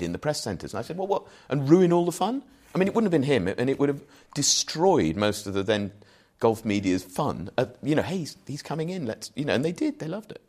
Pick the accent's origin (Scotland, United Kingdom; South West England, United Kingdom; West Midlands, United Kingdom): West Midlands, United Kingdom; Wolverhampton, Shropshire; moved away as an adult; also born or lived in Shrewsbury; now in London, United Kingdom; Proudly born and bred in Wolverhampton, but moved out into Shropshire, went to school in Shrewsbury.